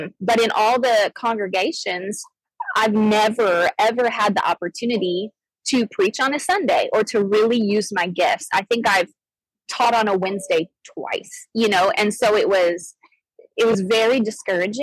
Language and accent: English; Arizona, United States; I grew up in Arizona. I grew up actually a missionary kid.